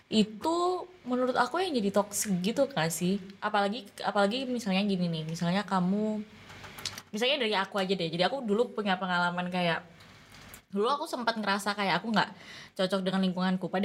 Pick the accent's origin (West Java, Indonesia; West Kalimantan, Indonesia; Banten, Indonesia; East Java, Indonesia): East Java, Indonesia; padahal biasa emang kita Jawa Timuran